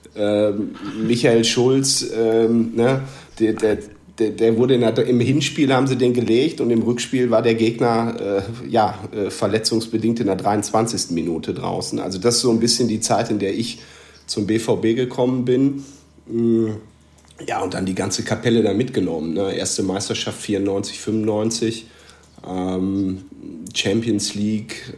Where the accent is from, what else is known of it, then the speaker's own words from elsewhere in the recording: North Rhine-Westphalia, Germany; now in Münster, Germany; ich bin 36, bin Westfale